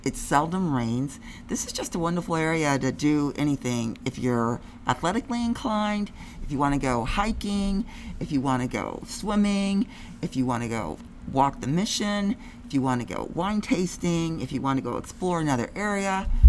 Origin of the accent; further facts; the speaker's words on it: Ohio, United States; I came all the way from Ohio to go to this paradise.